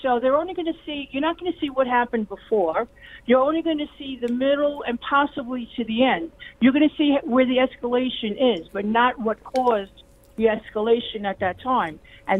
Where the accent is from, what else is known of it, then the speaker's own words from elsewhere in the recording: New York, United States; now in Delaware, United States; you could tell I'm a New Yorker.